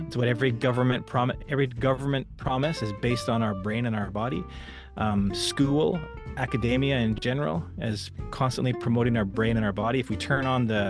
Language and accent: English; Western Canada, Canada; moved away as an adult; also born or lived in Alberta / British Columbia; now in Mountain View, United States; So I'm originally from Canada, born and raised. In the western part of Canada, the provinces of both Alberta and British Columbia.